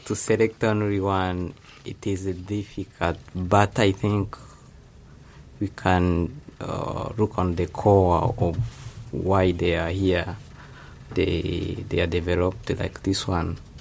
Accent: Rwanda; moved away as an adult; now in Japan; from Rwanda

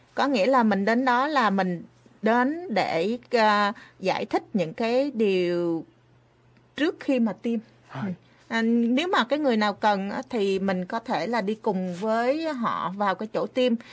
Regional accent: Vietnam; now in Japan; mình là người Việt Nam

